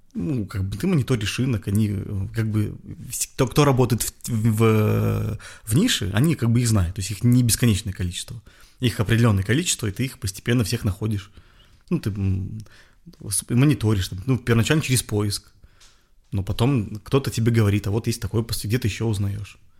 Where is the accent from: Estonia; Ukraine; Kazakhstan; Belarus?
Belarus; moved away as an adult; now in Russia; я белорус. То mm-hmm. есть я там вырос, я, ну, как бы, это моя родина